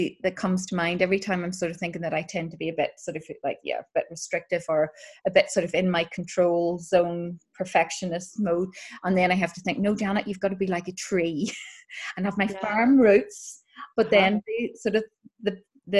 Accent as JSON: {"language": "English", "region": "Northern Ireland", "country": "United Kingdom", "tie": "born or raised there", "moved": "yes", "said": "growing up in Northern Ireland"}